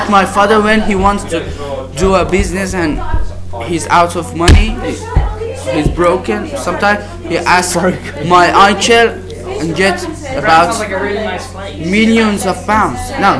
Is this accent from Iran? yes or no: yes; Iran; moved away; I'm Iranian.